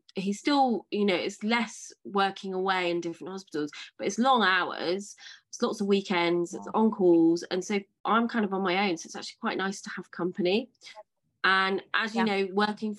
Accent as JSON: {"language": "English", "town": "Marlow", "region": "South East England", "country": "United Kingdom", "tie": "born or raised there", "also_born_or_lived": "Edinburgh / Somerset", "moved": "as an adult", "said": "I'm from a place called Marlow, which is kind of like Henley, Reading, Slough, Windsor, that kind of area. And I grew up there"}